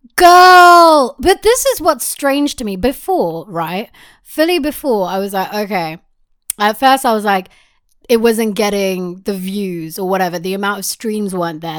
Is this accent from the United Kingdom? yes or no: yes; United Kingdom; I am British